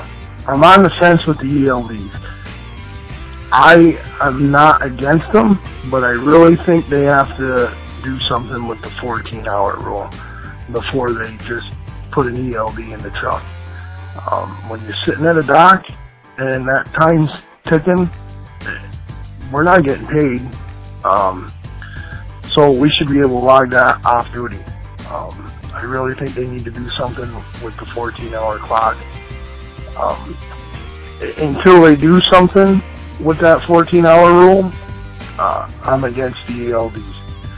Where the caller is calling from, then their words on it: Vermont, United States; I'm calling from Vermont.